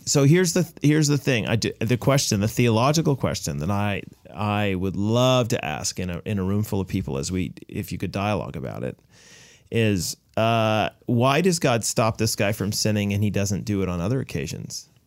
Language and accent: English; United States; now in Canada; I'm an American